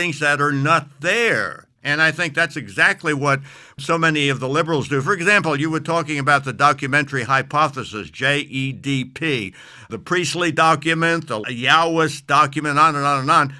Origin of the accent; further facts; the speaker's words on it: New York City, New York, United States; I'm originally from New York City